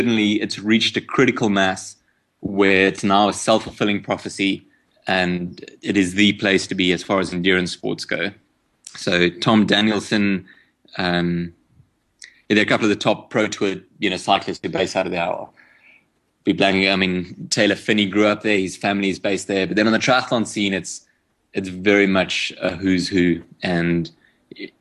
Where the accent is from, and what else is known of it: South Africa